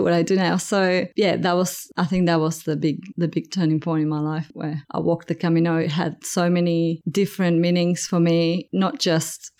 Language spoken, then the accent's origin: English; Buenos Aires, Argentina; moved away as an adult; now in Cygnet, Australia; I'm from Argentina and I grew up in Buenos Aires